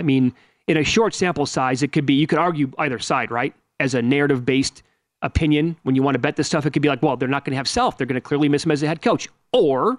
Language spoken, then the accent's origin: English; Wisconsin, United States; I'm from Wisconsin. I'm from Wisconsin.